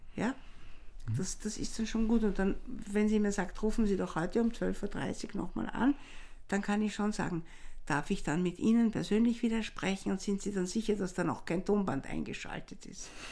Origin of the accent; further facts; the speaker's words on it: Vienna, Austria; wenn der Tiroler mich als Wienerin natürlich sofort in der ersten Sekunde hm. äh, erkennt